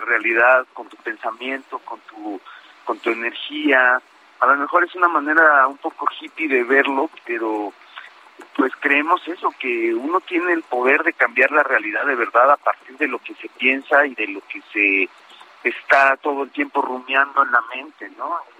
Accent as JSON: {"language": "Spanish", "region": "Mexico City", "country": "Mexico", "said": "Nosotros somos, somos de la Ciudad de México"}